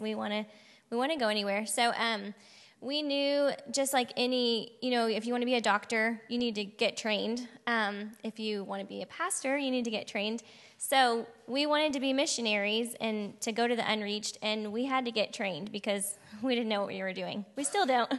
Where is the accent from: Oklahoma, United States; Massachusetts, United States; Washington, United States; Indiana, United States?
Oklahoma, United States; Piedmont; moved away; I grew up in Oklahoma, Piedmont, if anyone knows where that is, um, right outside of Oklahoma City.